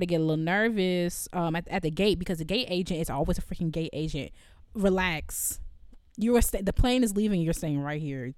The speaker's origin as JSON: {"language": "English", "country": "United States", "said": "I'm also American"}